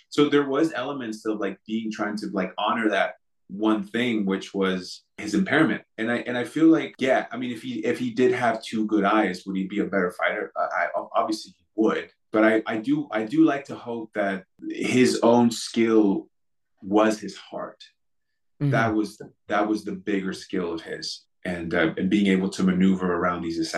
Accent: California, United States; growing up in California

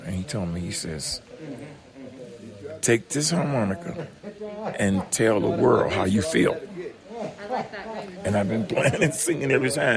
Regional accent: Florida, United States; moved away; also born or lived in Birmingham / Louisiana; I'm actually from Florida

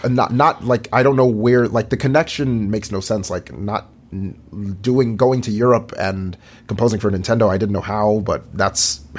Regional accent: Huntsville, Alabama, United States; In Huntsville, Alabama.

